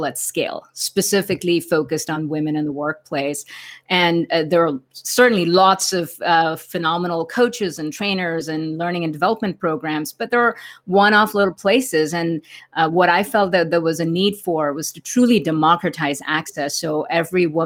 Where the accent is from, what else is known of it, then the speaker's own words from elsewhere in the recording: India; moved away as an adult; now in United States; I grew up in India, and 20 years ago, when I first came to America